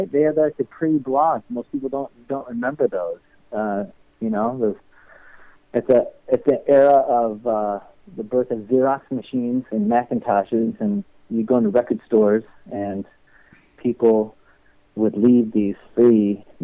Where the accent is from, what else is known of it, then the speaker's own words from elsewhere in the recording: Minneapolis, Minnesota, United States; moved away as an adult; now in San Francisco, United States; I moved here two years ago from Minneapolis. It's heaven. I I did my 43 years in the Midwest, paid my dues, and now I'm out here.